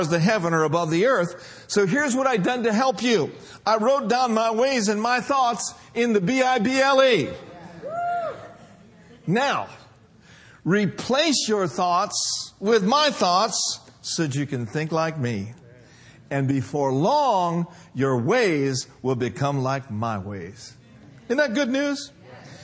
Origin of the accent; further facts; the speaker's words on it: Minneapolis, Minnesota, United States; now in Union City, United States; my hometown in Minneapolis, Minnesota